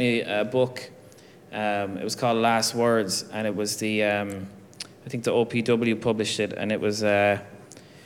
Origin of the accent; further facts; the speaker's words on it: Ireland; as Irish people